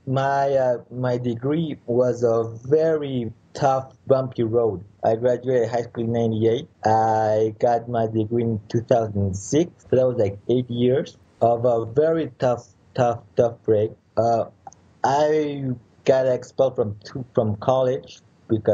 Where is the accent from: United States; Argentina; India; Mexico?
Mexico; Mexico City; I was born in Mexico City